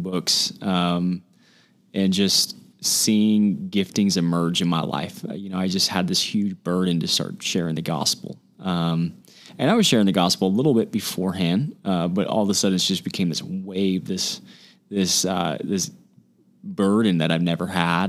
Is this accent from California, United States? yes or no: yes; Huntington Beach, California, United States; now in San Diego, United States; I'm from Huntington Beach, California. Grew up in Orange County my whole life